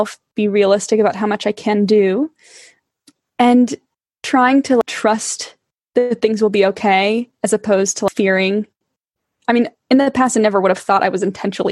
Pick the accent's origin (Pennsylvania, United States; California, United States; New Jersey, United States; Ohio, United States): California, United States; now in England, United Kingdom; I am originally from California